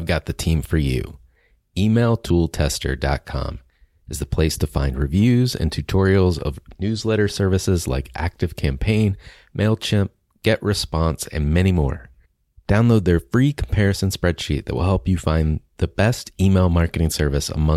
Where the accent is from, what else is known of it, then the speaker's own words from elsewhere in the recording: the South of the United States, United States; I grew up in the South of the United States